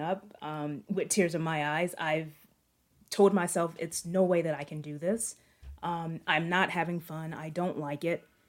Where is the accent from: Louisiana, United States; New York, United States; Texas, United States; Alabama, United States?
Louisiana, United States; Shreveport; moved away as an adult; also born or lived in North Carolina; I grew up in Northwest Louisiana.